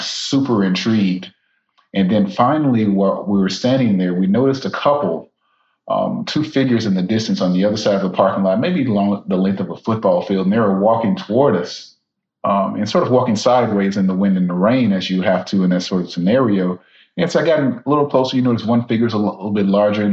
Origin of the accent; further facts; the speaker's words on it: Baton Rouge, Louisiana, United States; now in Tallahassee, United States; I'm originally from South Louisiana, Baton Rouge, Louisiana